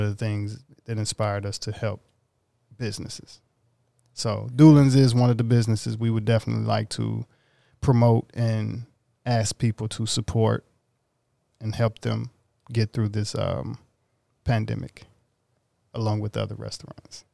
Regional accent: Mississippi, United States; me growing up in Mississippi

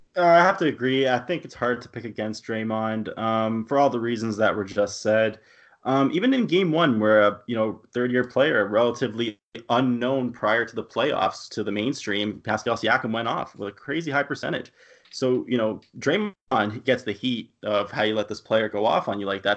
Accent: Toronto, Ontario, Canada; my hometown bias

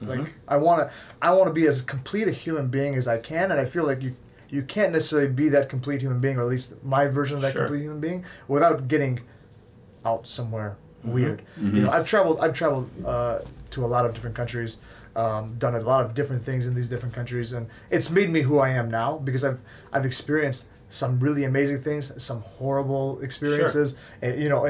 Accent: West Bloomfield, Michigan, United States; I grew up in West Bloomfield, Timber's Edge.

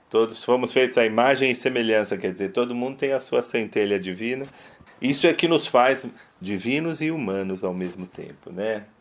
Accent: Brazil; a gente é brasileiro

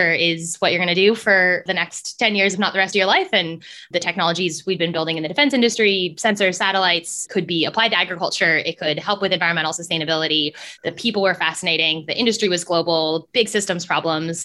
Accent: California, United States; moved away as an adult; now in Sydney, Australia; I grew up in California, not too far from you guys

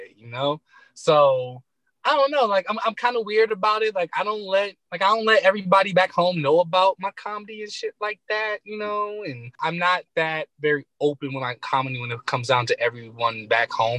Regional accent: Detroit, Michigan, United States; I'm from Detroit

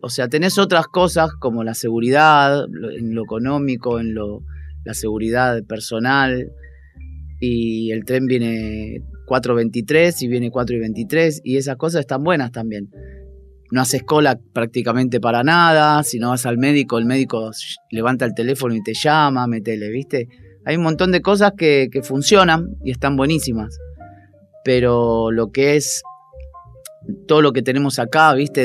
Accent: Buenos Aires, Argentina; moved away as an adult; also born or lived in Barcelona; now in Switzerland; nosotros somos todos de Parque Chacabuco, de Boedo e hinchas de San Lorenzo

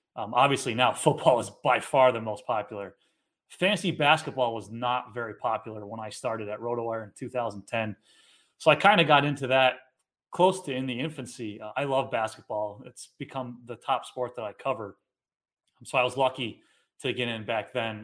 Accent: Ballston Spa, New York, United States; also born or lived in Guilderland, New York; I grew up in Ballston Spa. Um, I live in Gilderland now, so I've been in the Capital Region basically my whole life

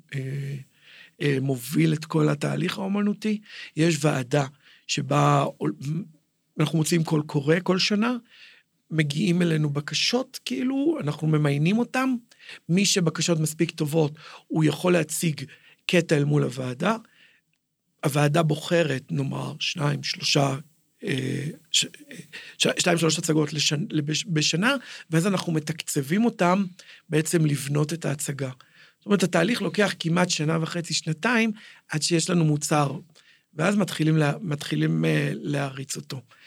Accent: Jerusalem, Jerusalem District, Israel; נולדתי בנחלאות, אבא שלי היה חנות בשוק, כאילו, אני ירושלמי בכל אה, רמ"ח איבריי, ושס"ה גידיי, מעולם לא גרתי במקום אחר

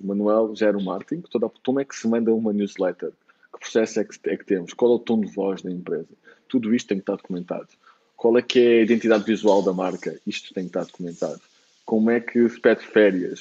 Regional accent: Lisbon, Portugal; moved away as an adult; also born or lived in Germany / Bali; sou de Lisboa

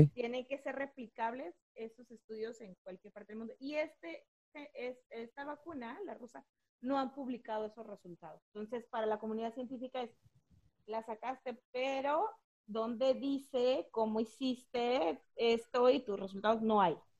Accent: Mexico; sí soy de Valle Verde

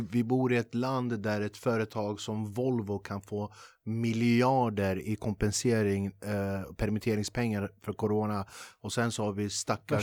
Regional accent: Sweden; dig och mig som är född och uppvuxen i Sverige

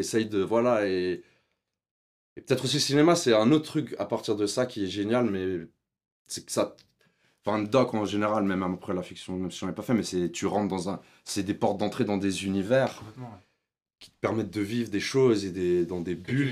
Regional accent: Switzerland; J'ai grandi en Suisse. On y allait euh, chaque année en Algérie pour les vacances voir la famille

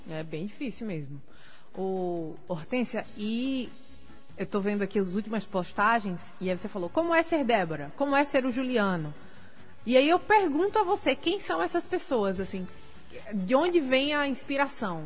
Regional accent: Natal, Rio Grande do Norte, Brazil; also born or lived in Portugal; Nascida e criada em Natal

